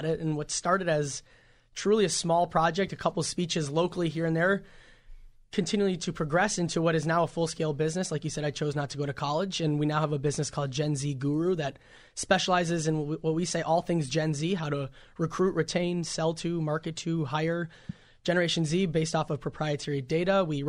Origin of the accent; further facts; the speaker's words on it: Minneapolis, Minnesota, United States; I'm 18 from Minneapolis, Minnesota.